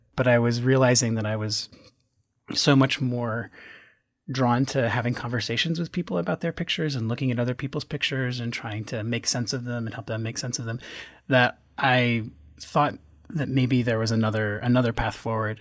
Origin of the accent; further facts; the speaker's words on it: Western Massachusetts, United States; moved away as an adult; also born or lived in Chicago; I grew up in Western Massachusetts in a little town in the Connecticut River Valley.